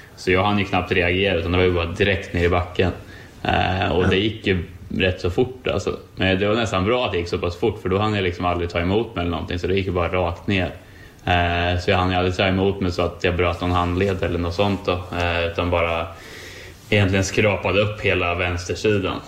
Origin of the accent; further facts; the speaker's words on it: Sweden; moved away as an adult; also born or lived in United States; hemma i Sverige